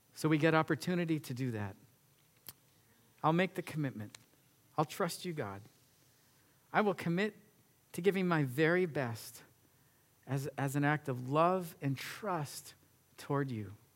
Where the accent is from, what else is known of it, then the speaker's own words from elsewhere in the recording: United States; we as an American nation